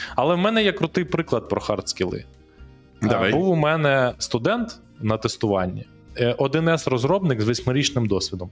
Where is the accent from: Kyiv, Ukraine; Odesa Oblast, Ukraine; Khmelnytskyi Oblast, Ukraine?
Kyiv, Ukraine; з з яким ми разом росли на Троєщині там е, в дитинстві, в одному парадному